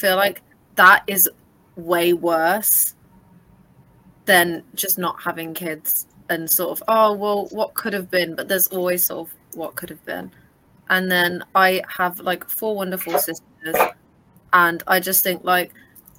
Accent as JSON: {"language": "English", "region": "England", "country": "United Kingdom", "said": "I am from England"}